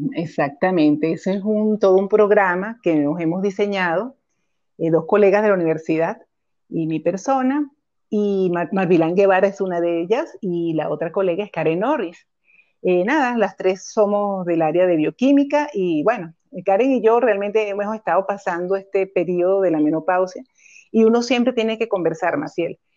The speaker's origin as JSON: {"language": "Spanish", "town": "Caracas", "region": "Capital District", "country": "Venezuela", "tie": "born or raised there", "moved": "as an adult", "lives_now": "Costa Rica", "said": "soy venezolana, nacida en Caracas"}